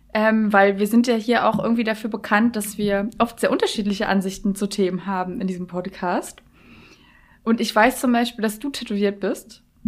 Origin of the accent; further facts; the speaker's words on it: Berlin, Germany; ich komme ja aus Berlin